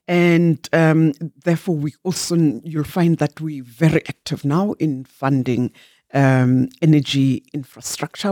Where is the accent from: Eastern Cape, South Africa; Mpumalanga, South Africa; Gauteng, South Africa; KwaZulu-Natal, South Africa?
Mpumalanga, South Africa; Barberton; also born or lived in Glencowie; I was born in Mjindini, which is near Barberton